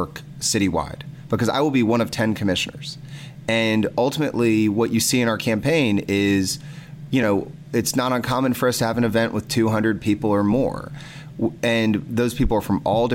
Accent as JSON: {"language": "English", "town": "Athens", "region": "Georgia", "country": "United States", "tie": "born or raised there", "said": "I was raised here in Athens, Georgia. I've been here since I was 5 years old"}